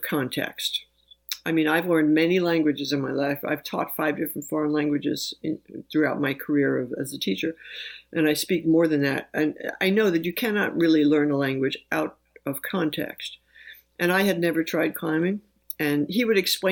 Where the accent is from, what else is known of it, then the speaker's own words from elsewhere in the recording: New York City, New York, United States; moved away; I grew up in New York City